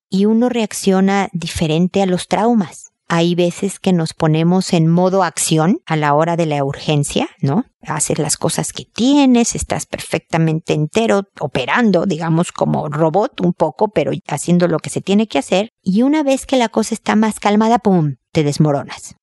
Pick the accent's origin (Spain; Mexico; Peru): Mexico; now in Chile; yo soy mexicana